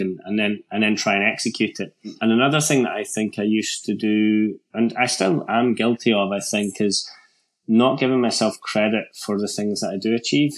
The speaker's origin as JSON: {"language": "English", "region": "Scotland", "country": "United Kingdom", "said": "as a Scottish mountain biker at that time."}